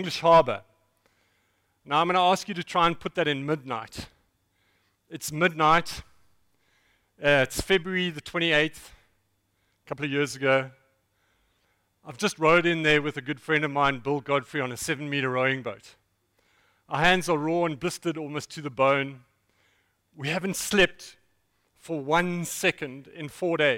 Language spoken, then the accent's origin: English; East London, Eastern Cape, South Africa; I'm from East London